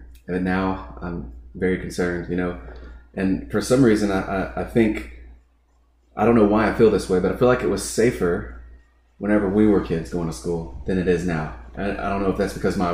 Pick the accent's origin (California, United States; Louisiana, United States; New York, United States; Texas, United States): Louisiana, United States; Southwest; So I'm from Southwest Louisiana